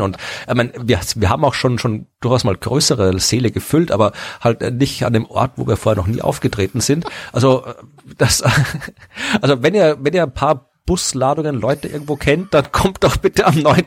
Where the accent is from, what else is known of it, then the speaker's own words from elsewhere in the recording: Austria; now in Jena, Germany; ich wohnte in in der Nähe von Wien